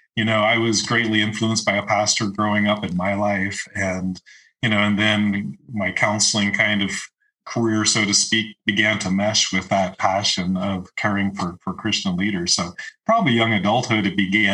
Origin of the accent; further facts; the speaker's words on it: Eastern Canada, Canada; now in Marble, United States; I grew up in Eastern Canada